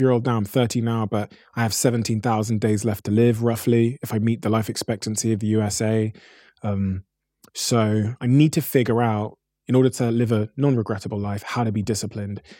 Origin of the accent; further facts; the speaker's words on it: Plymouth, South West England, United Kingdom; also born or lived in Botswana; growing up in Plymouth in like 1994